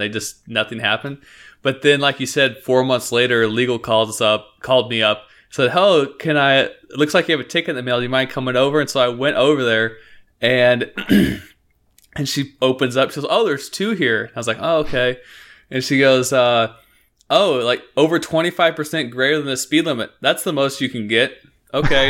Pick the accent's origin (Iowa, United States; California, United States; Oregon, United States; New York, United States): Oregon, United States; Northeast; we grew up in Northeast Oregon